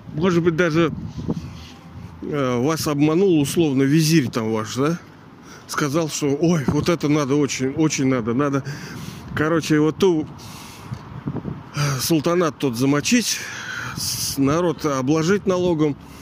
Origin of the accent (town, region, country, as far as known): Pushkin, Saint Petersburg, Russia; born or raised there; also born or lived in Kronstadt